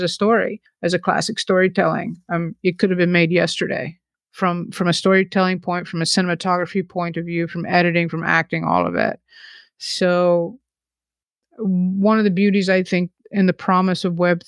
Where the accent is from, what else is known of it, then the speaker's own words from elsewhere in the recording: the South, United States; now in New York, United States; growing up in the South, and I'm such a New Yorker, but I did grow up in the South.